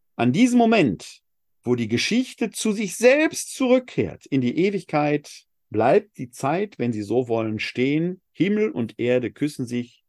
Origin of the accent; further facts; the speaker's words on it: Essen, North Rhine-Westphalia, Germany; Ich bin in Essen geboren und nicht in München. Das macht was mit meinem Leben. Es bestimmt meinen Dialekt.